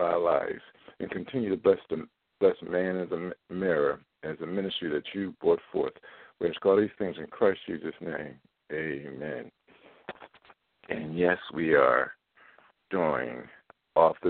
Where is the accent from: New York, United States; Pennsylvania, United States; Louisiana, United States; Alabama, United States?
Pennsylvania, United States; Philadelphia; now in Baltimore, United States; my hometown in Philadelphia